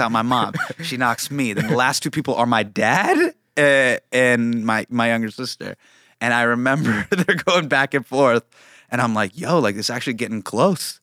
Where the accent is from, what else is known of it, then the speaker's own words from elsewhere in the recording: Davis, California, United States; when I was in high school, right, I grew up in Davis.